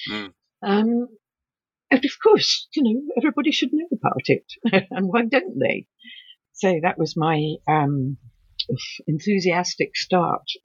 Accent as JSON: {"language": "English", "region": "England", "country": "United Kingdom", "said": "Um, I'm allowed to say this because I'm English."}